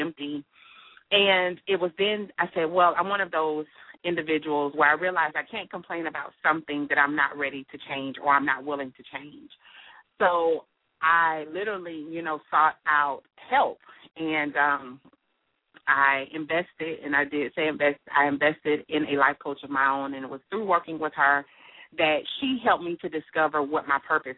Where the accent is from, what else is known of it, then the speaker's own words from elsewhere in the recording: Miami, Florida, United States; I'm born and raised in Miami, Florida.